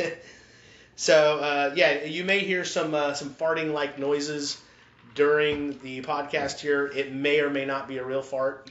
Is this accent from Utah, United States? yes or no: yes; Utah, United States; I grew up in Utah.